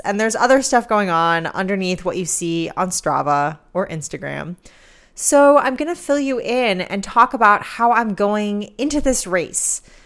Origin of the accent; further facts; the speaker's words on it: New York City, New York, United States; moved away; I'm a New Yorker